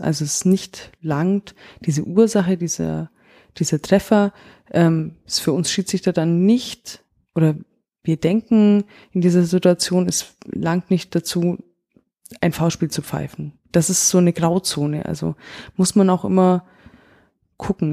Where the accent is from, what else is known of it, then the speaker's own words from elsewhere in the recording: Augsburg, Bavaria, Germany; Ich komme selber aus Augsburg